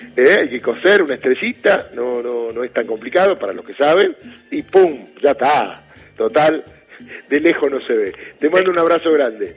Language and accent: Spanish; Argentina; somos argentinas